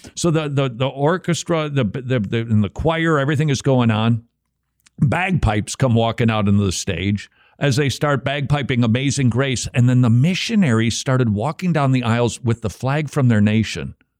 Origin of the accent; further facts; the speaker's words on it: Minnesota, United States; moved away; I'm from Minnesota.